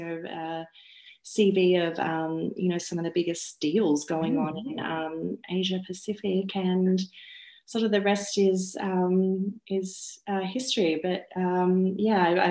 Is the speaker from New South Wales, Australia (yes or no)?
yes; Sydney, New South Wales, Australia; I grew up in Sydney's western suburbs.